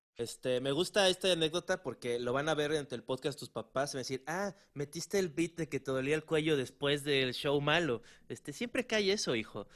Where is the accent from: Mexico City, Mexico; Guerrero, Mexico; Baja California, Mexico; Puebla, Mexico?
Guerrero, Mexico; Acapulco; moved away; soy, de Acapulco Guerrero, pues. O sea, no, no soy de la gran ciudad como ustedes.